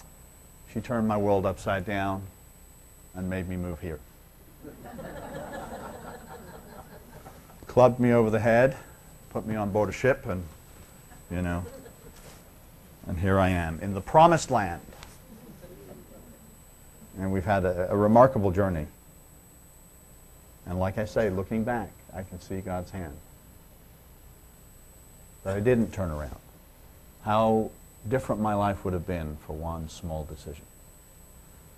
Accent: Liverpool, North West England, United Kingdom; I'm from Liverpool

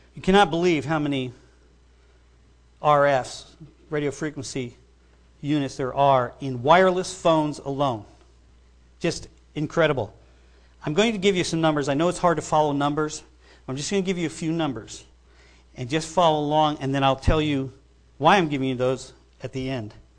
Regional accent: New York, United States; I grew up in New York

